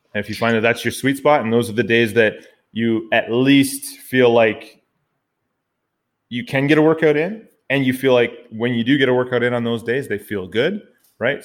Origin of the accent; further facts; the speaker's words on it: Canada; also born or lived in Ottawa, Ontario, Canada; I'm the Canadian half of this dynamic podcasting duo